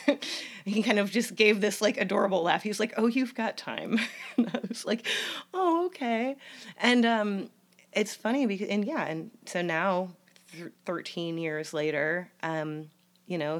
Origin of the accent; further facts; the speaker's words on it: Syracuse, New York, United States; Syracuse, which is where I was from, my hometown.